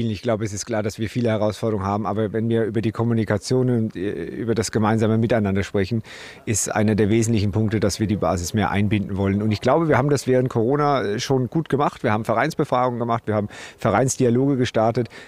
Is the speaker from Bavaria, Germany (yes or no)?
yes; Alzenau, Bavaria, Germany; Ich komme tatsächlich aus, aus Unterfranken, bin gebürtiger Alzenauer ähm, und, und habe dort auch meine, meine fußballerischen Wurzeln äh, begonnen.